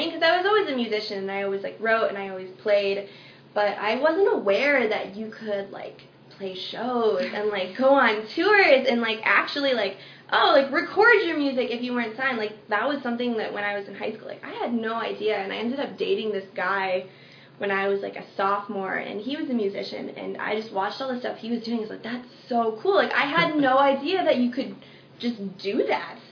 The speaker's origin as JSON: {"language": "English", "region": "Wisconsin", "country": "United States", "tie": "born or raised there", "moved": "as an adult", "said": "my hometown in Wisconsin"}